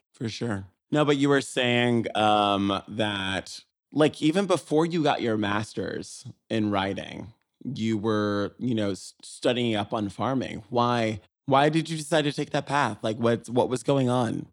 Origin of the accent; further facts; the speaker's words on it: Las Vegas, Nevada, United States; moved away; I'm from Vegas where it is a hundred and fifteen